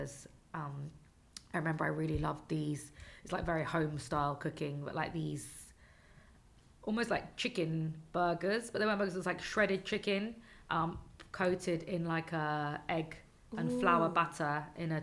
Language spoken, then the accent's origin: English; London, United Kingdom; my mother is Mexican and my father was English, so I grew up in London